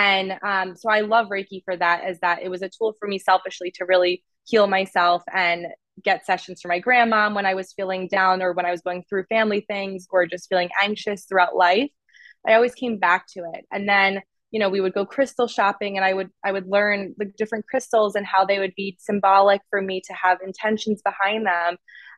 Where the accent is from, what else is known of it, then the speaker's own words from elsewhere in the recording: New York City, New York, United States; moved away as an adult; I kind of tied my identity around being a New Yorker.